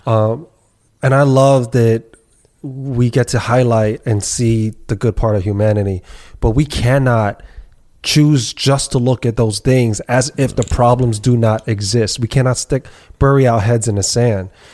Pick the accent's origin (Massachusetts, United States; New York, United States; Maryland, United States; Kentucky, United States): New York, United States; New York City; born and raised, bred here